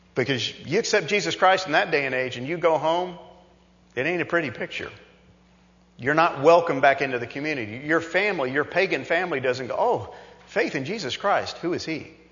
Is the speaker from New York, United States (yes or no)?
yes; New York, United States; growing up as a kid and growing up in New York